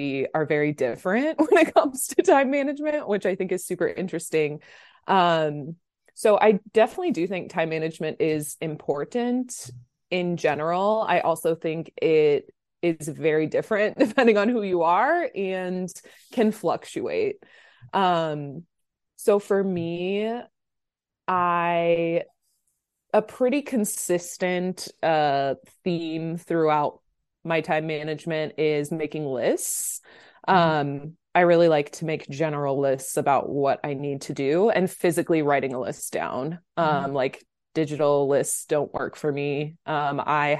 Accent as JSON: {"language": "English", "town": "Omaha", "region": "Nebraska", "country": "United States", "tie": "born or raised there", "moved": "as an adult", "lives_now": "California, United States", "said": "I'm from Omaha, Nebraska, which is the Midwest in the middle of the country. And that kind of explains a lot about my background and upbringing. Grew up in Nebraska my whole life"}